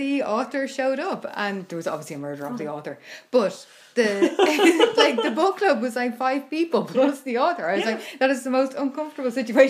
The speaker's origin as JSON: {"language": "English", "country": "Ireland", "said": "As I'm Irish"}